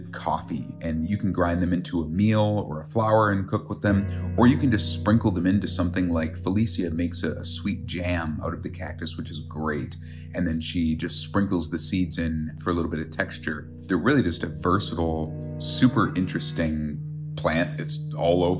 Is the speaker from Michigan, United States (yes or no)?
no; Minnesota, United States; now in Wisconsin, United States; I'm a chef from Minnesota